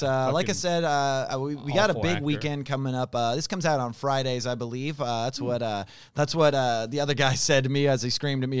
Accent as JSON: {"language": "English", "town": "West Chester", "region": "Pennsylvania", "country": "United States", "said": "Because I'm from Westchester, Pennsylvania."}